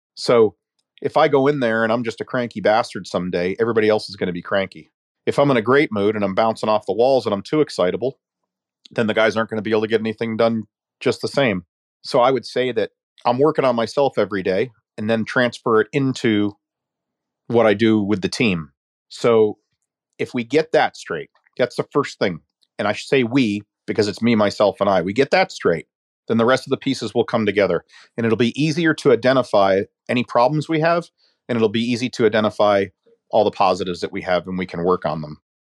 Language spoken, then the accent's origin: English; United States; as an American